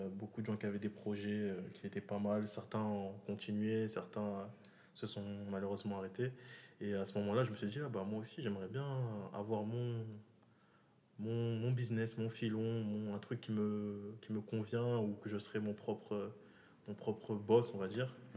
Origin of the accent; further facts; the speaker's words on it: Moroni, Grande Comore, Comoros; moved away as an adult; now in France; j'ai grandi au Comores. je, je, suis venu ici quand j'ai eu le bac, j'ai grandi au Comores